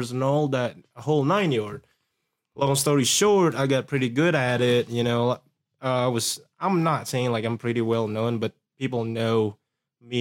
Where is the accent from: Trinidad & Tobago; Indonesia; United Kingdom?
Indonesia; moved away; I didn't grow up in here. I grew up back in Indonesia